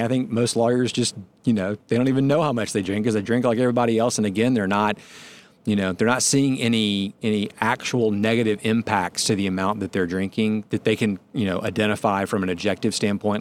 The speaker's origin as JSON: {"language": "English", "town": "Atlanta", "region": "Georgia", "country": "United States", "said": "since I'm from Atlanta"}